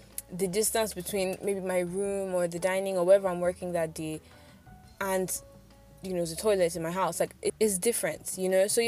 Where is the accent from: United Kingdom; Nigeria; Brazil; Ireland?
Nigeria; as a Nigerian doing freelance